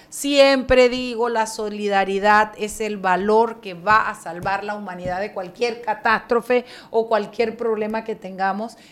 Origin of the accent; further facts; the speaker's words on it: Chiriquí, Panama; yo soy chiricana, no soy panameña